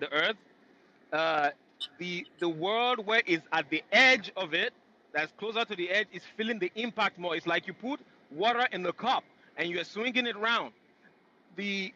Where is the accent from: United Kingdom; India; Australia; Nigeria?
Nigeria; now in United States; I'm originally from Nigeria.